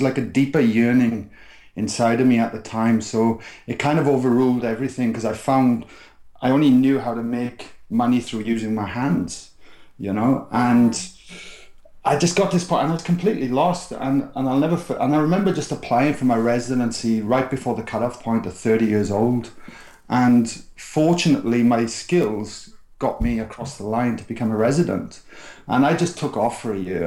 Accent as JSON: {"language": "English", "region": "South Wales", "country": "United Kingdom", "tie": "born or raised there", "said": "where I grew up in South Wales was a very working class place"}